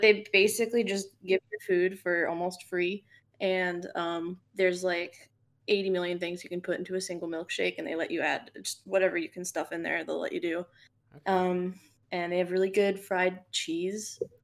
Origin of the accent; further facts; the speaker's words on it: Fort Lauderdale, Florida, United States; now in Atlanta, United States; I'm from South Florida